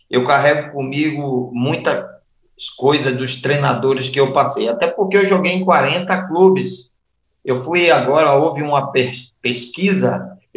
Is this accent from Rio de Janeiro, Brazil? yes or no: no; Itaparica, Bahia, Brazil; born there; na ilha de Taparica, na Bahia.